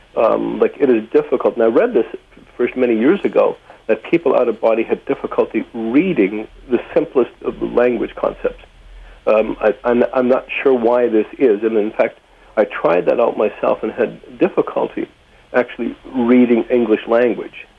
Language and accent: English; Saskatchewan, Canada; now in Port Alberni, Canada; I was born in Saskatchewan